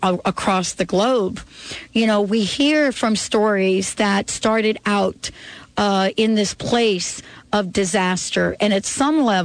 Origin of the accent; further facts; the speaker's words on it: New York City, New York, United States; growing up in New York